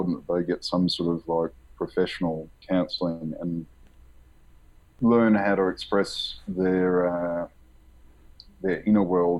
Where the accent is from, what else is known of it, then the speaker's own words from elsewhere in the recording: Australia; growing up in Australia, we're a secular society